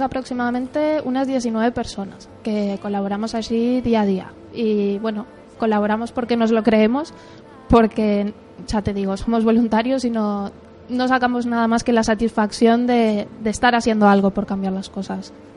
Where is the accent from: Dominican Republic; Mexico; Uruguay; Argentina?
Uruguay; moved away as an adult; now in Spain; yo soy de Uruguay, aunque, bueno, llevo viviendo aquí 11 ah, años y medio.